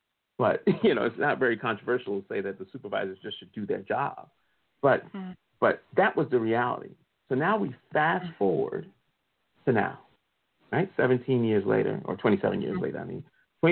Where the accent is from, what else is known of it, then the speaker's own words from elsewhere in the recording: Newark, New Jersey, United States; I grew up in the Newark, New Jersey area.